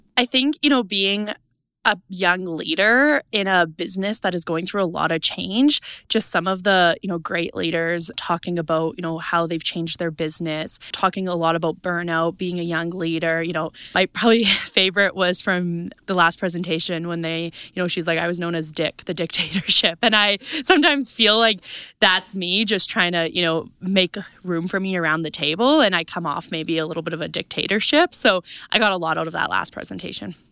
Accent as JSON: {"language": "English", "region": "East Central Saskatchewan", "country": "Canada", "said": "I am from Saskatchewan, East Central Saskatchewan, farm with my family there"}